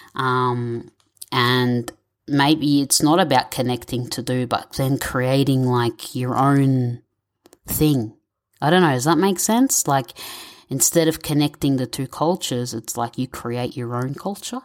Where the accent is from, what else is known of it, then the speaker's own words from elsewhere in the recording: Victoria, Australia; My parents are Egyptian, but I was born and raised in Victoria, Australia